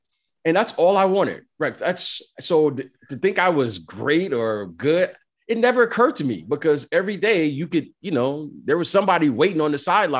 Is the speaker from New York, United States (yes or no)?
no; Detroit, Michigan, United States; I grew up in Detroit, and there were just players everywhere.